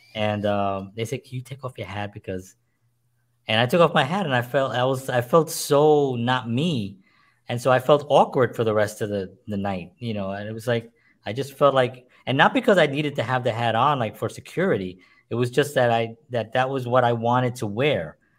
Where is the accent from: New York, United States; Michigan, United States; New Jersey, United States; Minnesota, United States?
New York, United States; New York City; I grew up in the South Bronx, grew up poor